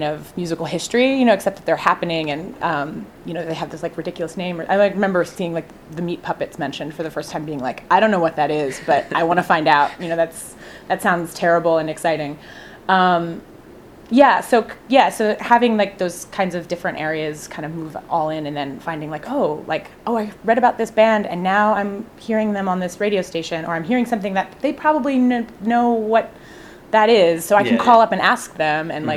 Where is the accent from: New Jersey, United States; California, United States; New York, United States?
New Jersey, United States; Burlington County; also born or lived in Willingboro, New Jersey / Cherry Hill, New Jersey; I grew up in Burlington County in this little spot next to Mount Holly